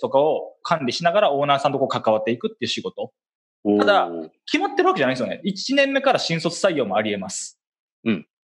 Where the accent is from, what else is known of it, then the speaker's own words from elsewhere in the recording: Kansai, Japan; accent: Kansai-ben; 僕だったら関西弁大事にしようぜ